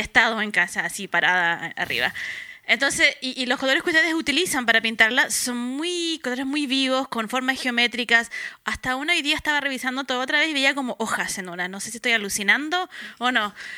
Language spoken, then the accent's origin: Spanish; Valparaíso, Chile; moved away as an adult; also born or lived in Santiago / Quilpué / United States; soy de Valparaíso. Entonces, siempre como venir a Santiago cuando era más joven era para un trámite.